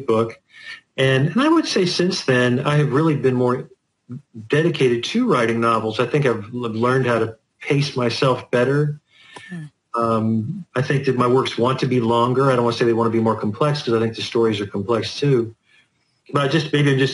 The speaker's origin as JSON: {"language": "English", "town": "Lexington", "region": "Kentucky", "country": "United States", "tie": "born or raised there", "also_born_or_lived": "Florida", "said": "I'm from Kentucky. I was born in Lexington, Kentucky"}